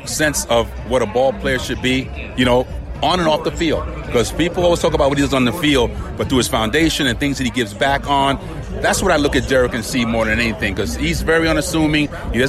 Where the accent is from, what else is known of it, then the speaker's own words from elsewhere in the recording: New York, United States; I grew up in New York.